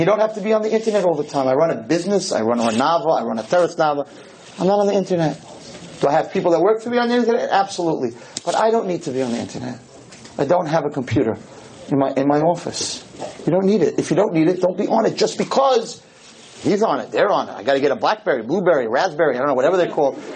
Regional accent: United States; I'm an American too

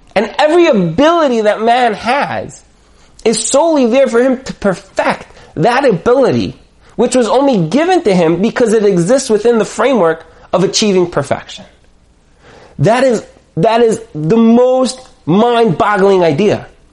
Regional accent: United States; I'm an American

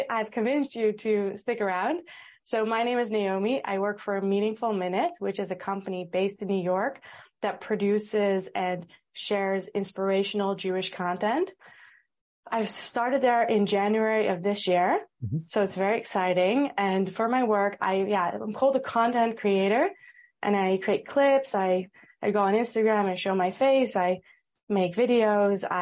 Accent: Amsterdam, North Holland, Netherlands; born there; also born or lived in United States; Uh, I was born in Amsterdam and I lived in America for a few years, which is why I have the accent.

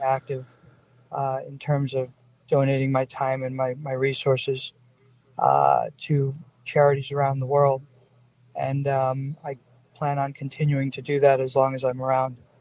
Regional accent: Long Island, New York, United States; also born or lived in New Jersey; now in Las Vegas, United States; I grew up on Long Island uh, and and then in New Jersey

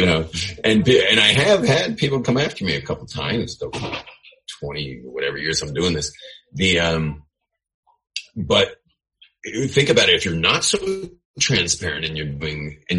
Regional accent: California, United States; I am Californian.

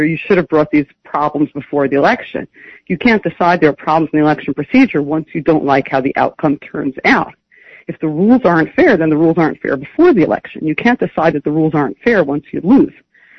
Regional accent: New York City, New York, United States; also born or lived in Riverdale; I grew up in Brooklyn. I grew up in a yeshivish community in Brooklyn

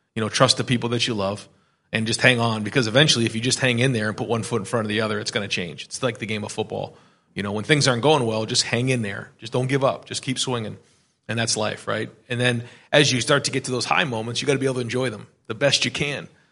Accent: Manchester, New Hampshire, United States; moved away as an adult; now in Columbus, United States; my wife and I grew up in Manchester, New Hampshire

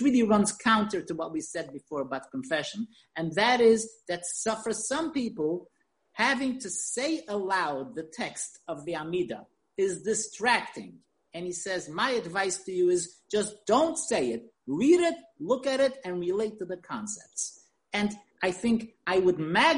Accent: New York, United States; now in Israel; as a child when I grew up in New York

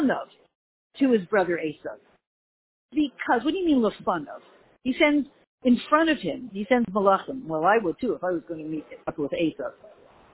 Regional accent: Canada; moved away as an adult; now in United States; I'm Canadian

